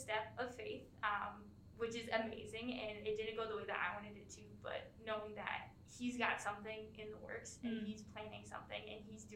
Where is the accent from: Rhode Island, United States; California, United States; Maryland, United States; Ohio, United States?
Ohio, United States; moved away; I'm from Ohio, so it's 11 hours away